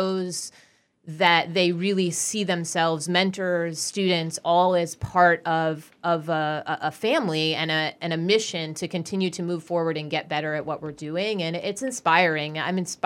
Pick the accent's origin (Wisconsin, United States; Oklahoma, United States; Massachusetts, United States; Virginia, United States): Massachusetts, United States; Hatfield; I grew up in Hatfield